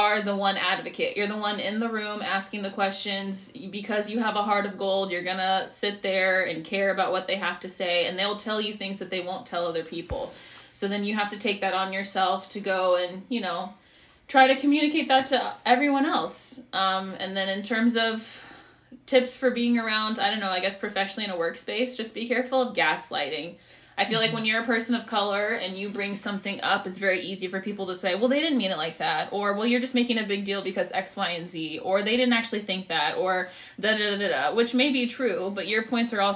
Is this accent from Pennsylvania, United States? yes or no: no; San Antonio, Texas, United States; I'm from San Antonio, born and raised, puro pinche